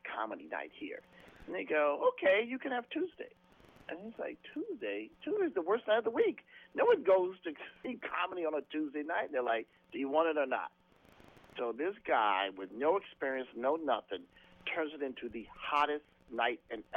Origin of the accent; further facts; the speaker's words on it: East St. Louis, Illinois, United States; I'm from East St. Louis